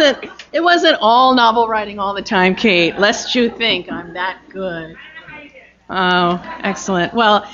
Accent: Syosset, New York, United States; when I was growing up, I grew up on Long Island in the town of Syosset, which some of you may know by its Native American name, Exit 43.

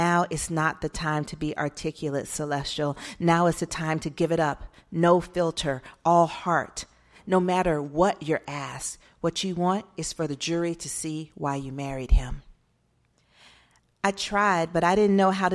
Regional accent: Atlanta, Georgia, United States; moved away as an adult; also born or lived in Arizona; I'm from Atlanta

